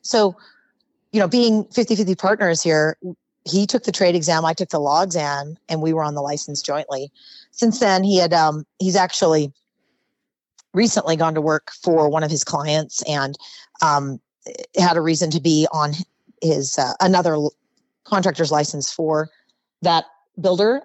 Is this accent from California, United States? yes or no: yes; Oxnard, California, United States; moved away as an adult; also born or lived in Hawaii / Utah; now in Las Vegas, United States; I was born and raised in Oxnard, California, which is in Ventura County